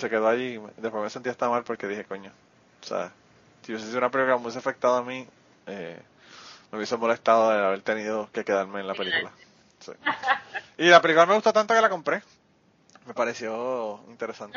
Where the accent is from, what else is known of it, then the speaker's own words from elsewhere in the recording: Utuado, Puerto Rico; a mí me parieron en el hospital del maestro y me llevaron potuado y yo soy tutuado